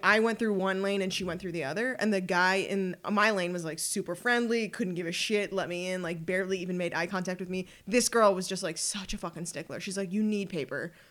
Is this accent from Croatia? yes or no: no; Ottawa, Ontario, Canada; also born or lived in Montreal; I was born in Montreal, but raised in Ottawa